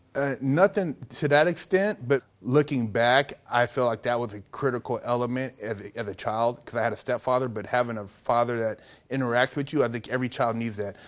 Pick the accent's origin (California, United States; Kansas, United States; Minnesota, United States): California, United States; Sacramento; now in Los Angeles, United States; I'm in L.A., but I'm from Sacramento originally.